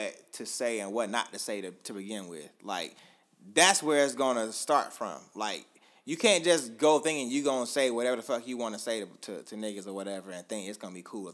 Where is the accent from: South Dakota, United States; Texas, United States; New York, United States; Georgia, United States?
Georgia, United States; Augusta; now in Atlanta, United States; I'm from Augusta, but I live in Atlanta